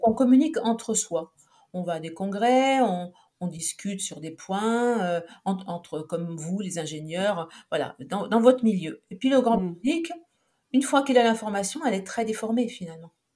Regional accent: Saint-Étienne, Auvergne-Rhône-Alpes, France; moved away as an adult; also born or lived in Montpellier; je suis née à Saint-Étienne

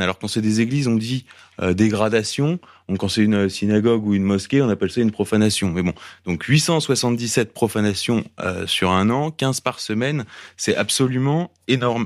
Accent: Paris, Île-de-France, France; on est parisien

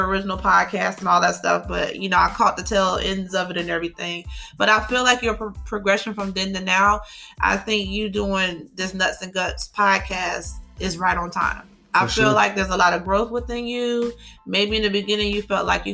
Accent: Virginia Beach, Virginia, United States; I'm from Virginia Beach

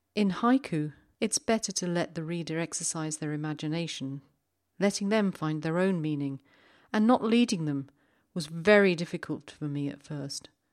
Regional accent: London, United Kingdom; moved away; I was in London not so long ago. It's my hometown

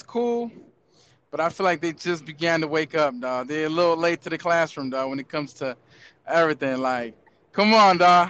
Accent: Los Angeles, California, United States; San Fernando Valley all day, bruh. LA County.

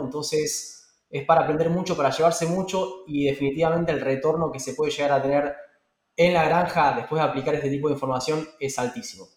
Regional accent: Argentina; moved away; mi país, eh, a, mi tierra, Argentina

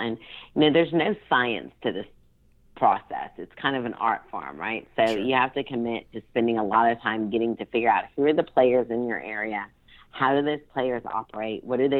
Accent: Baton Rouge, Louisiana, United States; born there; Well, I was born in Baton Rouge, Louisiana, so I am a Southern woman

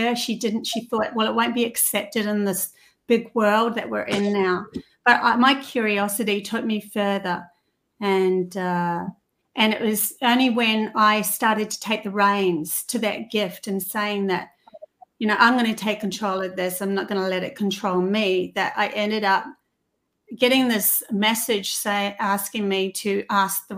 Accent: New Zealand; now in Australia; I come from New Zealand

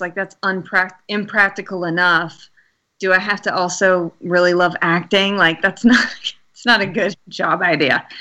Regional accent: Alabama, United States; I'm from Alabama

